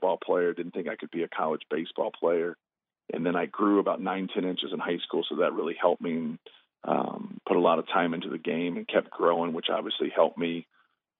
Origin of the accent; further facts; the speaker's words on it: Muncie, Indiana, United States; also born or lived in Fort Wayne, Indiana; I was born in Fort Wayne. I grew up in Muncie, Indiana